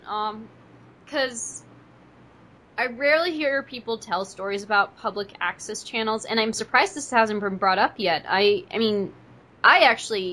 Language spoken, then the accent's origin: English; Portland, Oregon, United States; I grew up in the Portland, Oregon area